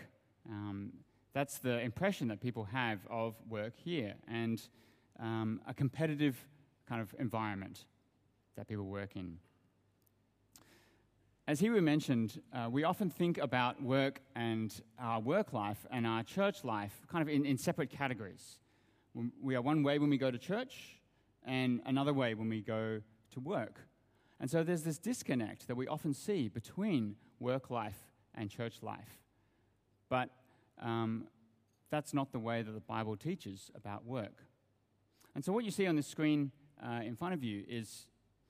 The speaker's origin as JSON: {"language": "English", "country": "Australia", "tie": "born or raised there", "also_born_or_lived": "Sydney", "moved": "as an adult", "lives_now": "Hong Kong", "said": "You can probably hear from my accent that I come from Australia. And I grew up in Australia."}